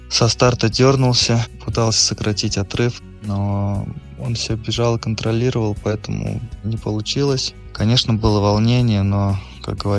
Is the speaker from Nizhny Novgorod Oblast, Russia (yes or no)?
yes; Shchelkovsky Khutor, Nizhny Novgorod Oblast, Russia; Я вырос на Щелковском хуторе, там же и продолжаю тренироваться, когда приезжаю на междусборе.